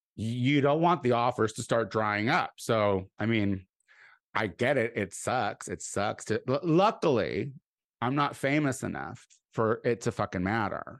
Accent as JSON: {"language": "English", "town": "Clinton", "region": "Illinois", "country": "United States", "tie": "born or raised there", "moved": "yes", "said": "the very house that I grew up"}